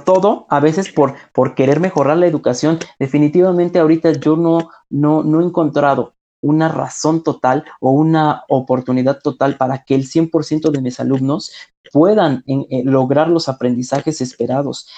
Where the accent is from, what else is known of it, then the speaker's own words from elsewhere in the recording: Ciudad Serdán, Puebla, Mexico; Ciudad Cerdán, de donde soy originario, no hay telesecundarias